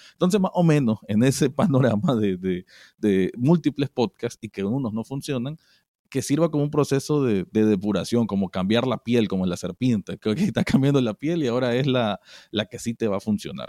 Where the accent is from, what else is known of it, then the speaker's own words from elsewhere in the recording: Nicaragua; como nicaragüense